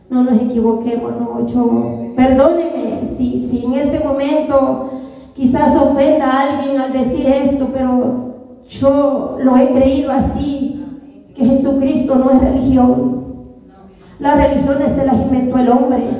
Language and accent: Spanish; El Salvador; como soy de mi país, mi nación, El Salvador